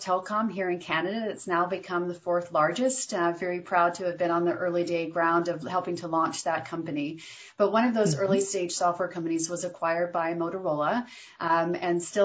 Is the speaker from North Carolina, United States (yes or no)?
yes; North Carolina, United States; I grew up in North Carolina and went to school at NC State